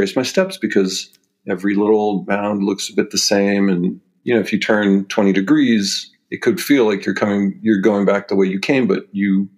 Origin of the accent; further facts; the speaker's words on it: Los Angeles, California, United States; I grew up in LA in Venice Beach, four blocks from the water